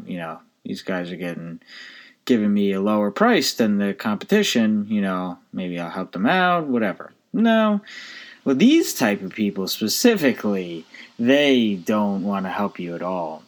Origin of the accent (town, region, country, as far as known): United States